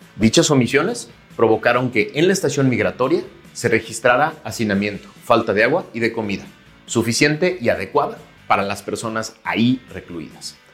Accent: Mexico

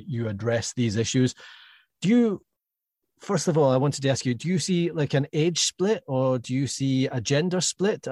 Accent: Scotland, United Kingdom; my family and being Scottish

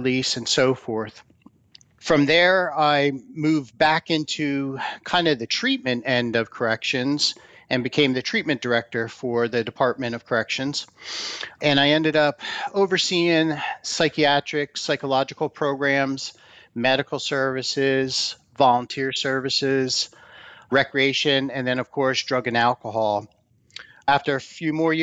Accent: New Jersey, United States; moved away as an adult; went back to my home state of New Jersey

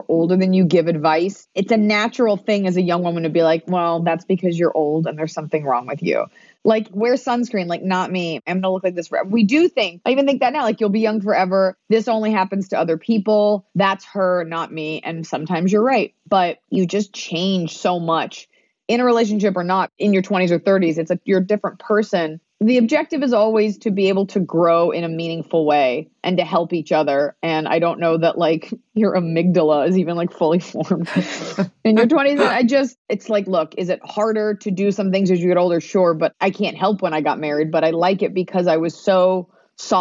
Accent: Texas, United States; I'm from Texas, but my parents were Jewish and my parents are from New York

